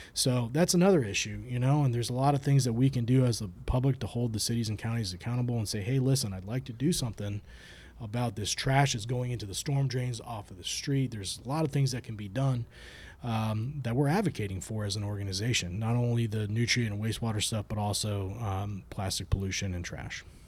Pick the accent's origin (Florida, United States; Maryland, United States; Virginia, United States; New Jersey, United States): Florida, United States; Bradenton; also born or lived in Jacksonville; I grew up down in Bradenton